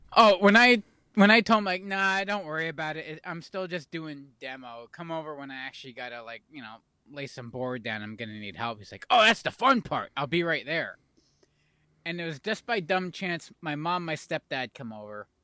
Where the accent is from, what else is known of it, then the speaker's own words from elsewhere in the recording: Pennsylvania, United States; we're from Pennsylvania